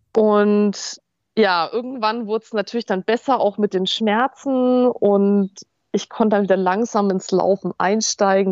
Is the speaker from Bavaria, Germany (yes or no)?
yes; Fürth, Bavaria, Germany; moved away; meine alten Heimat in Fürth